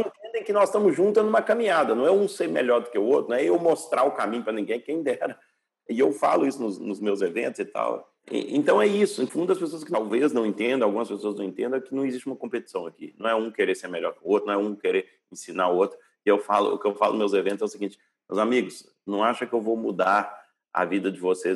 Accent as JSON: {"language": "Portuguese", "country": "Brazil", "tie": "born or raised there", "also_born_or_lived": "Hawaii, United States / Canada / Switzerland", "moved": "as an adult", "lives_now": "Portugal", "said": "Nasci no Brasil, morei no Brasil até os meus, sei lá, 12 anos"}